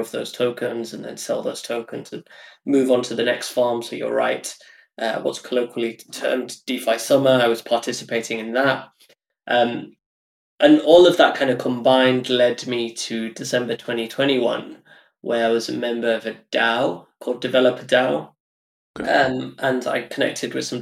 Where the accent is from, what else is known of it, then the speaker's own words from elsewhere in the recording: United Kingdom; I'm like British Indian, and half my family live in India